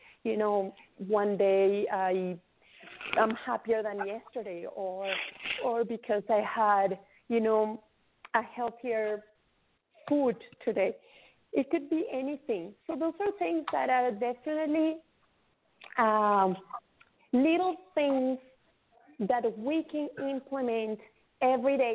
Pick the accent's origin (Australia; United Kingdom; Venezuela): Venezuela; now in Canada; I come from Venezuela. I grew up. I came to Canada in 2001, so I have been here for 18 years already